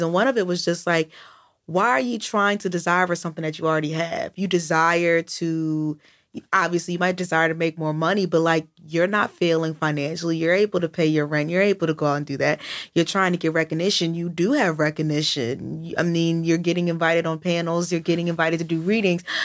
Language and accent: English; United States; I'm American